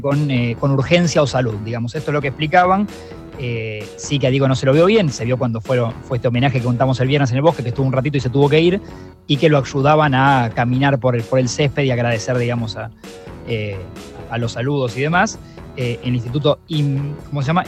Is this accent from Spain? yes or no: no; Argentina; en Argentina somos todos técnicos